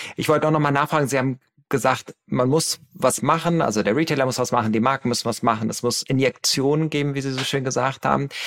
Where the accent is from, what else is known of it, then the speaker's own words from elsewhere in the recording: Hamburg, Germany; in meiner Heimatstadt Hamburg